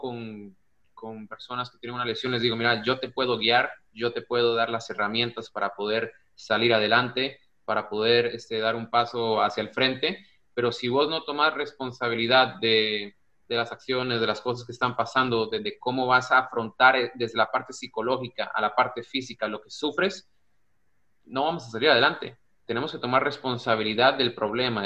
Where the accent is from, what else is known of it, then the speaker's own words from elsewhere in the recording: Costa Rica; also born or lived in United States; now in Spain; Sí, soy un costarricense, soy tico, soy centroamericano, estoy en Europa